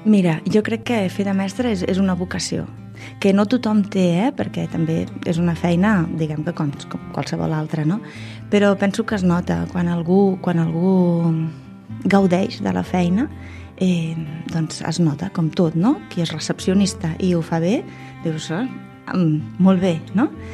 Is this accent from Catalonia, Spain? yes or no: yes; Tarragona, Catalonia, Spain; soc de Tarragona